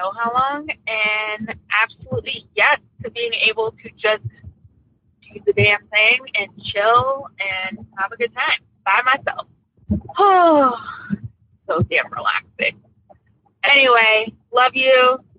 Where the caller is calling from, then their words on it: Bay Shore, New York, United States; also born or lived in Brooklyn; from Bayshore, New York. I'm Long Island. Never thought I would say it, but I'm loving the suburbs since I moved out from Brooklyn.